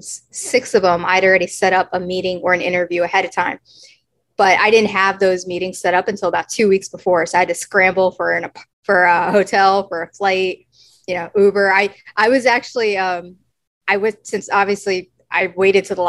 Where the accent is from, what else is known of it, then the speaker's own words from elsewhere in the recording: Texas, United States; moved away; also born or lived in New Hampshire (Dartmouth); I grew up in Texas